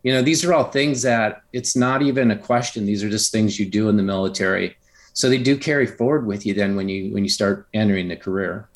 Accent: Upper Michigan, United States; I grew up in a really rural area in Upper Michigan

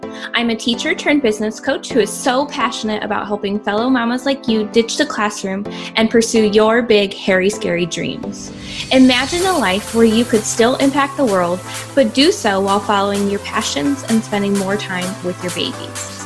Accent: Michigan, United States; moved away as an adult; also born or lived in Houston, Texas; now in Ohio, United States; we're originally from Michigan

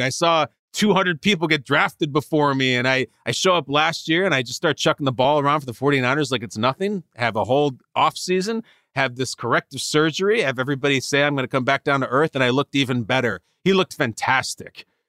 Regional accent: Chicago, Illinois, United States; I'm born and raised in the Chicago area

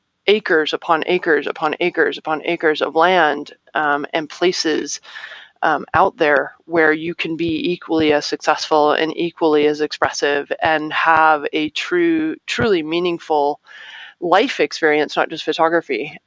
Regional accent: Arizona, United States; I'm from Arizona

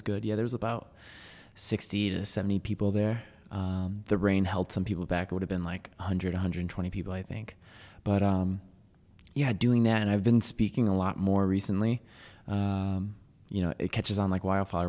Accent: Waterbury, Connecticut, United States; moved away; also born or lived in New York City; I grew up in Waterbury, Connecticut

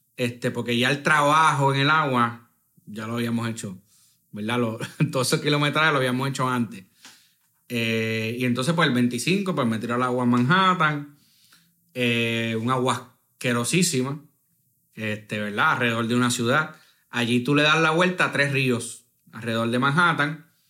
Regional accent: Puerto Rico; somos del Caribe

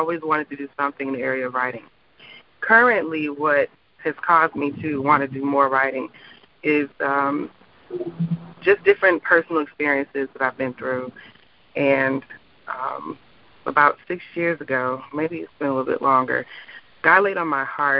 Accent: St. Louis, Missouri, United States; moved away as an adult; also born or lived in Alabama; now in Orlando, United States; I'm from St. Louis, Missouri, and most of my family is there

